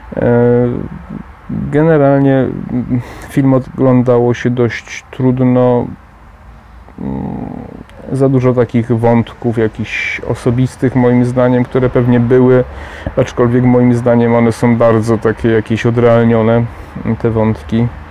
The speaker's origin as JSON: {"language": "Polish", "country": "Poland", "said": "Sam pochodzę ze wsi"}